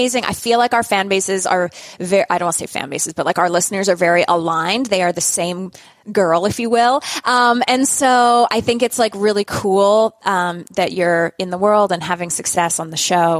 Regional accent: Canada; we're both Canadian

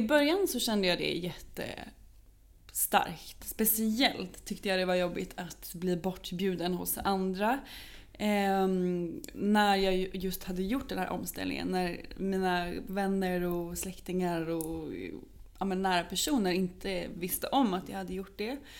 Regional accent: Norrköping, Östergötland, Sweden; now in Stockholm, Sweden; där jag bodde, jag kommer från Norrköping

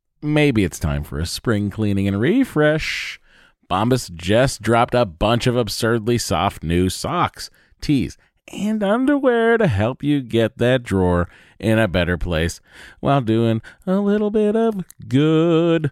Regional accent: Lowell, Massachusetts, United States; moved away; I'm from Lowell.

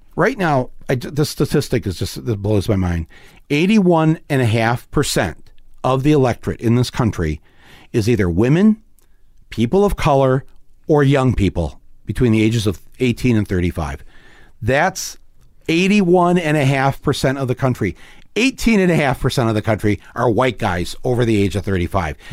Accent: Midwest, United States; we're from the Midwest

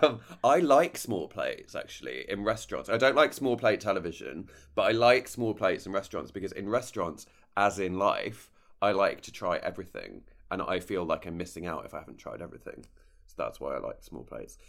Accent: United Kingdom; I'm so British

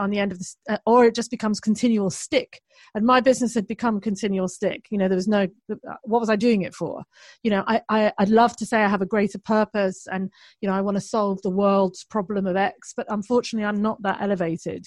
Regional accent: United Kingdom; I'm British

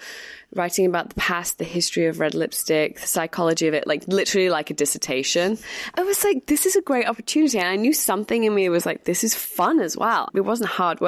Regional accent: Manchester, North West England, United Kingdom; moved away as an adult; also born or lived in London; I grew up in Manchester, went to college there, and then left at 19 years old and came to London

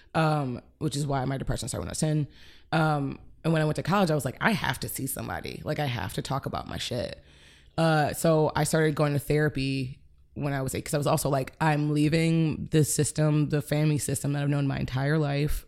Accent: Cleveland, Ohio, United States; moved away as an adult; also born or lived in Chicago; I grew up in Cleveland until college

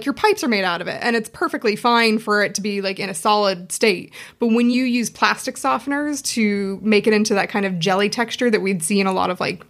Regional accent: Seattle, Washington, United States; moved away as an adult; now in Dublin, Ireland; I'm from Seattle originally, but I've been living...

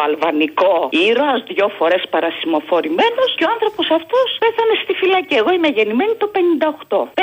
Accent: Glyfada, Attica, Greece; από Γλυφάδα.

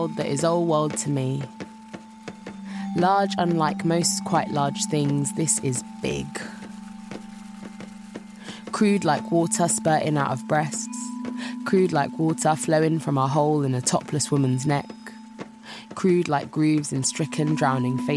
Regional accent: London, United Kingdom; I'm a poet from London. Growing up here

